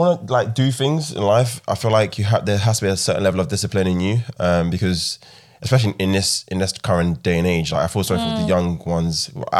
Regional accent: London, United Kingdom; When I was younger, I grew up in Southeast London. I saw a lot of things.

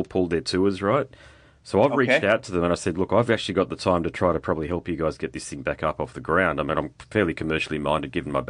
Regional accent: Sydney, New South Wales, Australia; I was born in Sydney

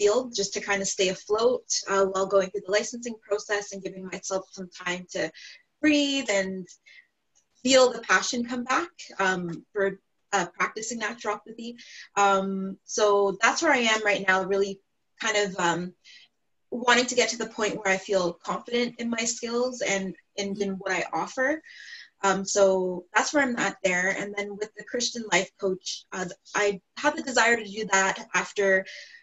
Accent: Ontario, Canada; I'm from Ontario, Canada

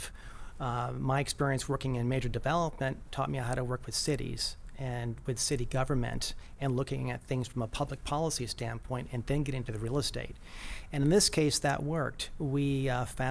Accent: Chula Vista, California, United States; also born or lived in New York State; Grew up in Chula Vista, went to school, Chula Vista High School

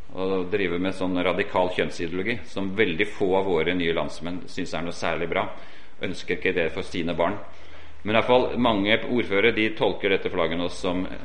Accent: Oslo area, Norway; accent: Oslo dialect; moved away as an adult; also born or lived in Portugal; Jeg har jo Oslo-dialekt, og det stemmer at jeg kommer fra Oslo-området

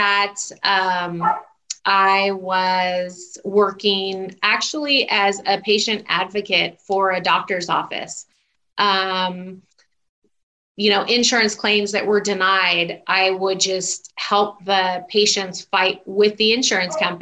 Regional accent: Southern California, United States; also born or lived in Houston, Texas; I still consider myself SoCal because we moved back out here when I was still really young before I even started kindergarten.

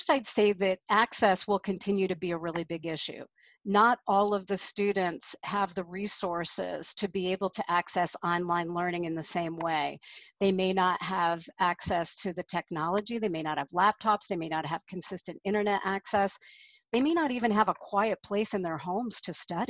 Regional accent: Colorado, United States; my home state of Colorado

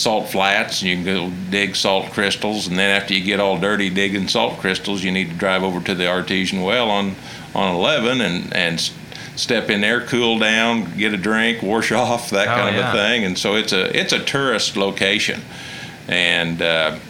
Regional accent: Alva, Oklahoma, United States; I was born in Alva

